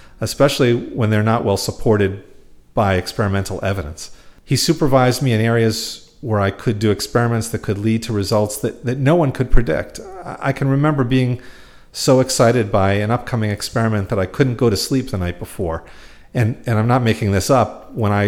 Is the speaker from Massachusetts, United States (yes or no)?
yes; Quincy, Massachusetts, United States; I grew up in Quincy, Massachusetts